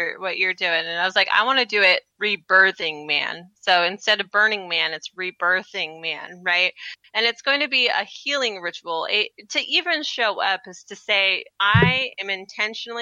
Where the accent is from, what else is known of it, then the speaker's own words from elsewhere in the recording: Washington, United States; moved away; my hometown is Washington State.